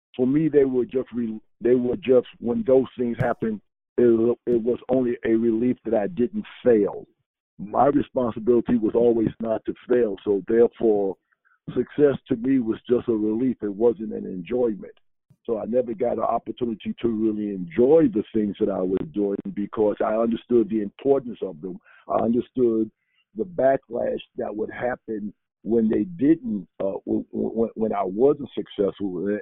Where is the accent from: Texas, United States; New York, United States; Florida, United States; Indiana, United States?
New York, United States; New York City; moved away; also born or lived in Chapel Hill; growing up in Harlem